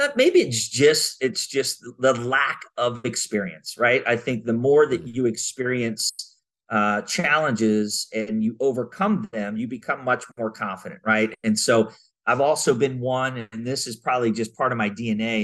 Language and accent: English; Maryland, United States; now in Southern California, United States; I grew up in Maryland